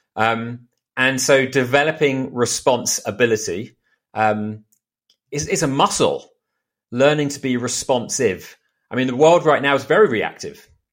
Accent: United Kingdom; moved away as an adult; now in Austin, United States; I'm British. I've been in the States for two years now.

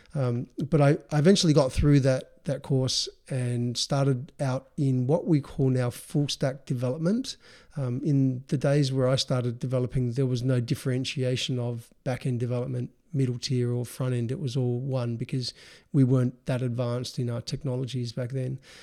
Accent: Adelaide, South Australia, Australia; we grew up in Adelaide, South Australia

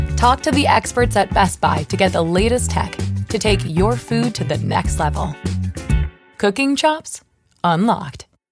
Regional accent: Toronto, Ontario, Canada; I am from Toronto, which is the real north

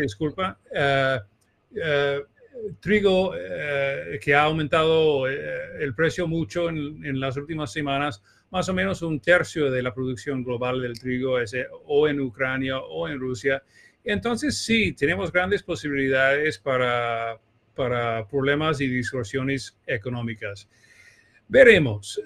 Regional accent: Texas, United States; accent: español gringo, mezclado con brasileño; Spanish is a second language; also born or lived in Buenos Aires, Argentina / São Paulo, Brazil / Mexico City, Mexico; now in New York, United States; yo soy de Texas, donde hay, claro, mucho petróleo y mucho fracking

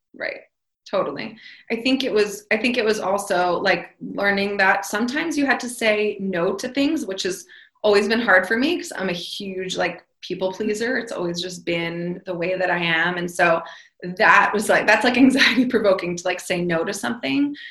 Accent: New York, United States; I am from New York

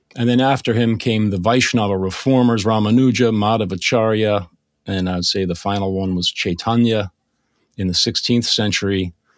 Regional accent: Bethesda, Maryland, United States; I grew up in Bethesda, Maryland

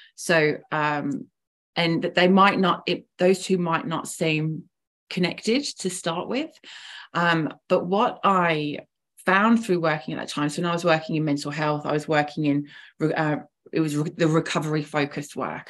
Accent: England, United Kingdom; moved away as an adult; now in Melbourne, Australia; I'm originally from England, so from quite quite a, uh, a long way away, but I've been living in Melbourne now for about 10 years.

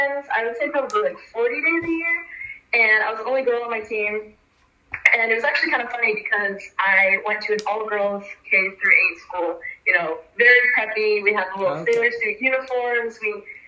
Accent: San Francisco, California, United States; I was born and raised in San Francisco, so that's a 4-hour drive to Tahoe.

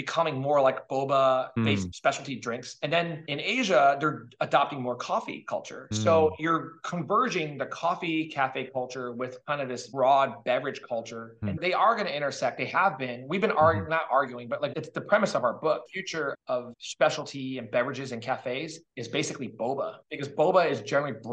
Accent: Daly City, South San Francisco, California, United States; also born or lived in Woodbridge, New Jersey / Fisherman's Wharf, San Francisco; I grew up in Daly City, South San Francisco

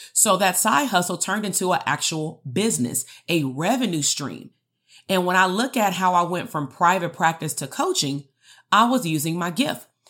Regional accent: Compton, California, United States; I grew up in Compton

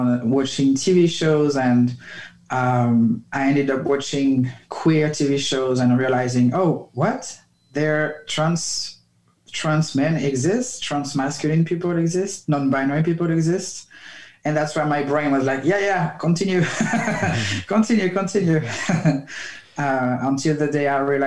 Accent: France; moved away; I grew up in France

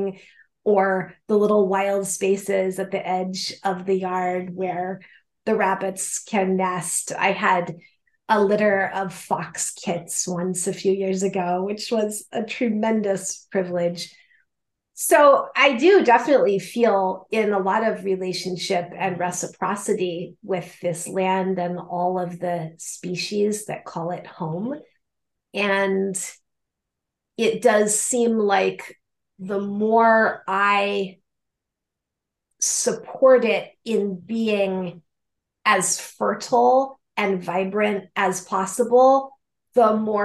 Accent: Colorado, United States; moved away as an adult; also born or lived in Michigan / California / upstate New York; now in Philadelphia, United States; I am originally from Colorado, so my childhood was spent partly in Michigan, but mostly in the high Rocky Mountains

